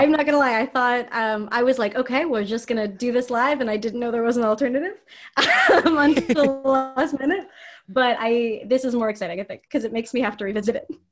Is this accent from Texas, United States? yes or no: no; San Mateo, California, United States; I'm from San Mateo